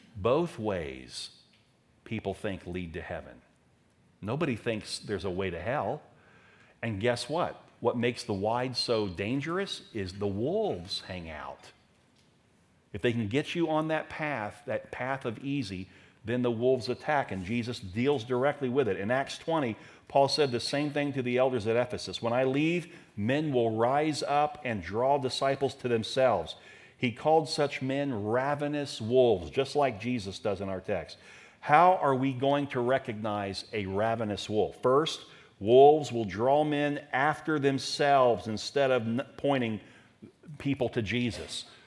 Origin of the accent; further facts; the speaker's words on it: Daytona Beach, Florida, United States; As a teenager growing up in Daytona